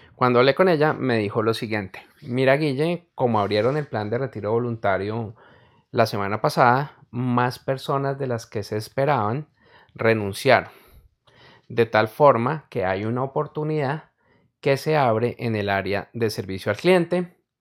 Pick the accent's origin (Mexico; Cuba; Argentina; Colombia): Colombia; En mi país, Colombia, no neva